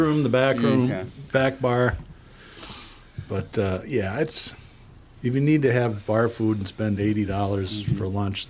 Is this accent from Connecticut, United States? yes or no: no; Boston, Massachusetts, United States; born or raised there